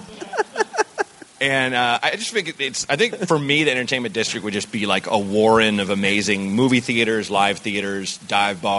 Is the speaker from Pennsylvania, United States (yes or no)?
no; Oregon, United States; I grew up in Oregon.